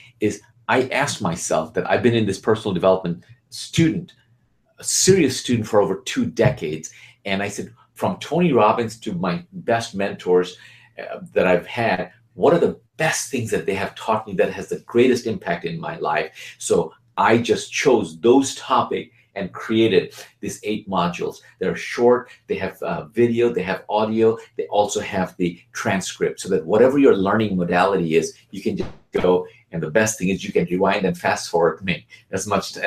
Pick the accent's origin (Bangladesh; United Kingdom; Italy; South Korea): Bangladesh; now in United States; I'm originally from Bangladesh